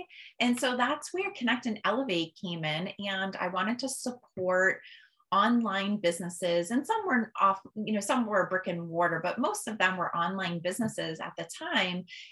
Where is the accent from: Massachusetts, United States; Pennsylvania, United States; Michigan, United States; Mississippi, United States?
Massachusetts, United States; Holland; I've lived in Massachusetts my whole entire life